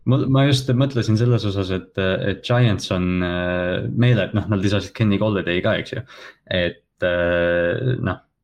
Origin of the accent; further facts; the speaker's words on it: Kohila, Rapla County, Estonia; ma olen mingi kutt Kohilast